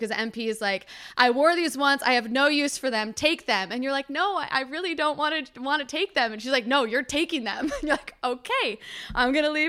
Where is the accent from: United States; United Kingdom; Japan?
United Kingdom; London; because I'm from London and I've known him and his sister for a while.